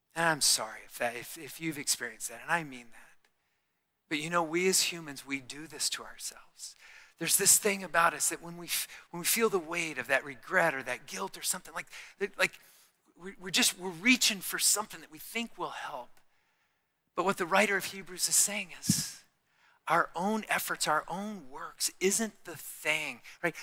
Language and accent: English; Tucson, Arizona, United States; I'm from Tucson